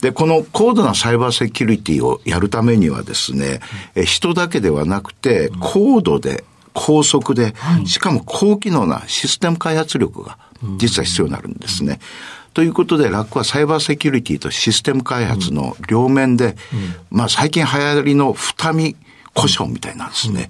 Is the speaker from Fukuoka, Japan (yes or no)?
yes; Kitakyushu, Fukuoka, Japan; moved away as an adult; also born or lived in Kumamoto; now in Tokyo, Japan; 北九州市で生まれまして、はいで、高校まで北九州市で育ちました